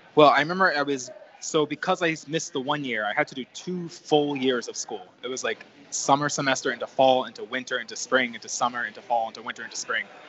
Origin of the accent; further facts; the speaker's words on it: New Jersey, United States; moved away as an adult; also born or lived in North Carolina; now in New York City, United States; growing up in New Jersey, I was only about an hour and 15 minute bus ride from my house to Port Authority